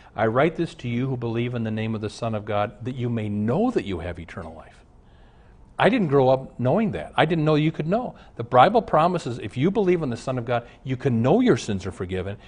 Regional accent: Omaha, Nebraska, United States; now in Minneapolis, United States; I grew up in Omaha

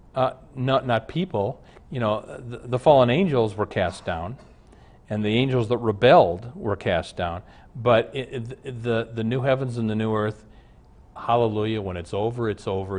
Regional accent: Omaha, Nebraska, United States; now in Minneapolis, United States; I grew up in Omaha

